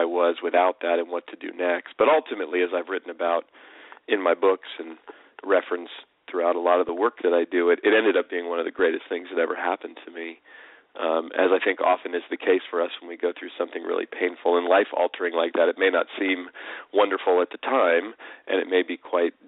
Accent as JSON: {"language": "English", "area": "San Francisco Bay Area", "region": "California", "country": "United States", "tie": "born or raised there", "said": "I grew up out here in California, near where I live, still now in the San Francisco Bay Area"}